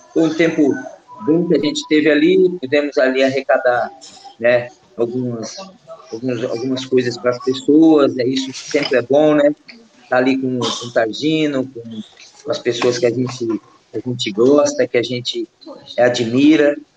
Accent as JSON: {"language": "Portuguese", "country": "Brazil", "moved": "as an adult", "lives_now": "Guimarães, Portugal", "said": "A gente é, do Brasil"}